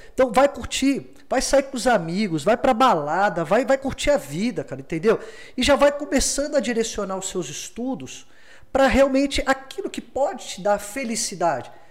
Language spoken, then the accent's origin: Portuguese; Rio de Janeiro, Brazil; Eu venho do Morisem Simples, morei entre duas favelas, subúrbio do Rio